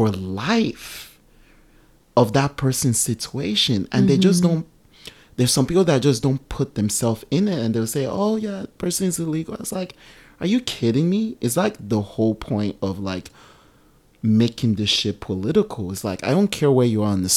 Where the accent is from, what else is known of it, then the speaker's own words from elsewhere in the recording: Nigeria; also born or lived in Oakland, California; now in United States; I'm Nigerian